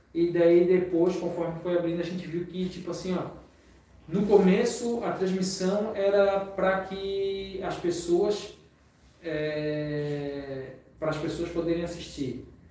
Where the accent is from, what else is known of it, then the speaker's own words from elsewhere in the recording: Florianópolis, Santa Catarina, Brazil; accent: manezinho; eu como moro, é, é, sou manezinho